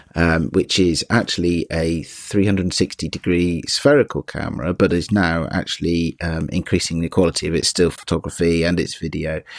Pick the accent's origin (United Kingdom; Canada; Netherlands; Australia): United Kingdom; being British as I am